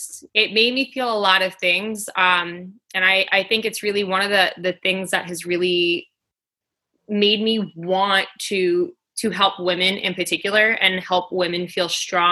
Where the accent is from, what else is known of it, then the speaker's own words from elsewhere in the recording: Queens, New York, United States; now in New Jersey, United States; I am originally from Queens, New York. I currently live in New Jersey, and I have moved 13 times within my life.